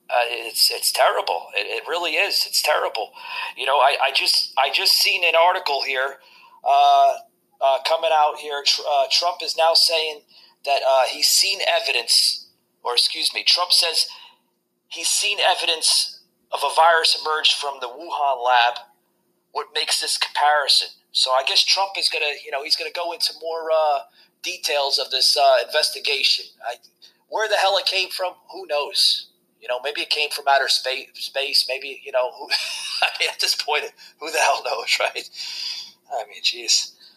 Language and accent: English; New Jersey, United States; when I grew up in New Jersey